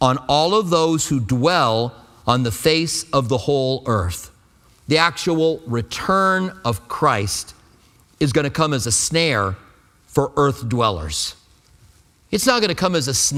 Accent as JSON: {"language": "English", "country": "United States", "said": "I'm an American"}